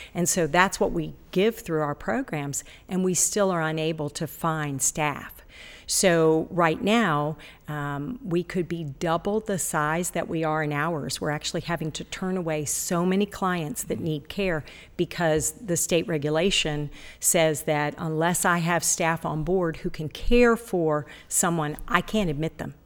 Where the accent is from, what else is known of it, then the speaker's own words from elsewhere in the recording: Ohio, United States; also born or lived in Florida; now in Ashland, United States; Originally, I was born in Ohio